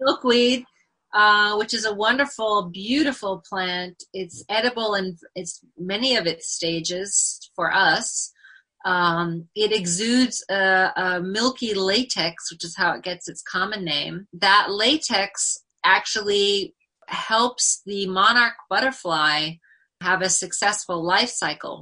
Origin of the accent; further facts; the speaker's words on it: Northern California, United States; also born or lived in New York City; now in Eldred, United States; I grew up in Northern California and I was surrounded by the redwood forest and lived near the ocean.